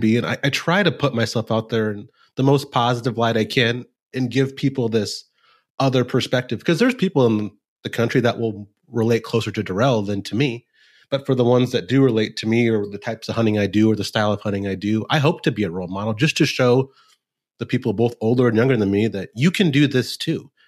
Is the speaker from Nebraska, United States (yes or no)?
yes; Nebraska, United States; moved away as an adult; also born or lived in Texas / Chicago; now in Kansas City, United States; I was born in Texas, so I like to say I have Texas blood in my veins, but I grew up in Nebraska